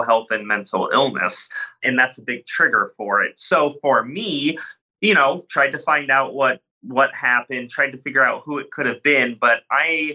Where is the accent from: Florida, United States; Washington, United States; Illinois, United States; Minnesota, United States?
Illinois, United States; moved away; I'm back in my hometown out in the cornfields in Illinois